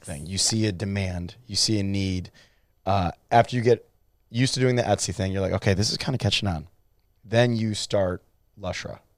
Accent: Cleveland, Ohio, United States; I'm from Cleveland, Ohio

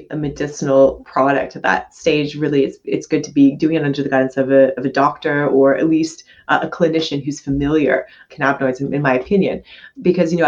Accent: Canada; I'm a Canadian medical doctor

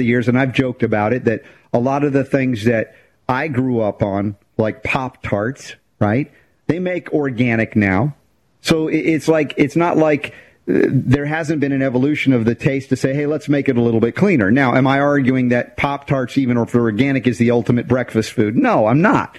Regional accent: United States; growing up in America

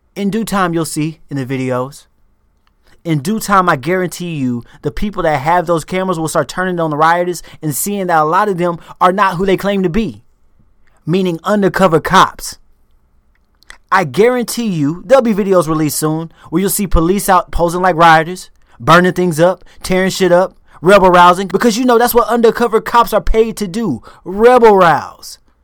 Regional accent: United States; moved away as an adult

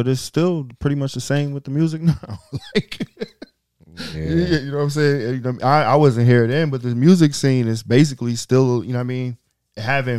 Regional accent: New York City, New York, United States; I grew up on President.

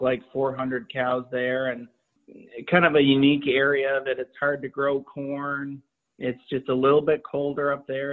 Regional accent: Vermont, United States; I grew up here in Vermont

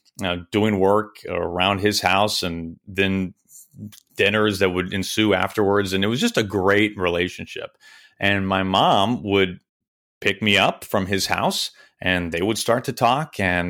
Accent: Kansas City, United States; also born or lived in Wichita, Kansas; I moved to Kansas City when I was just a baby. I don't even remember Wichita. And I lived in Kansas City until I was in about jun

